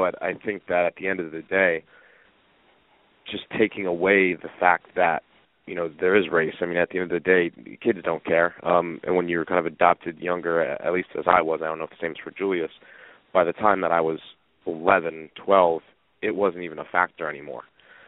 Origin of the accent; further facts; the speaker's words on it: Northeast, United States; whereas I was from the Northeast.